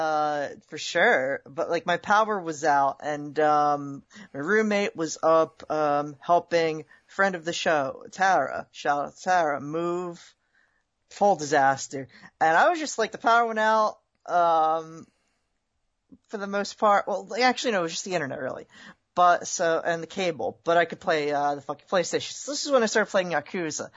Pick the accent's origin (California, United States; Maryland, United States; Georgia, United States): California, United States; I'm from California